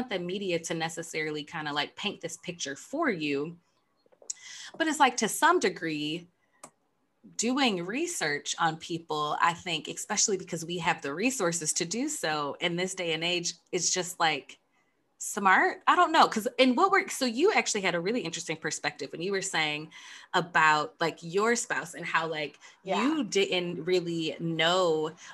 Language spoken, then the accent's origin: English; United States; us Americans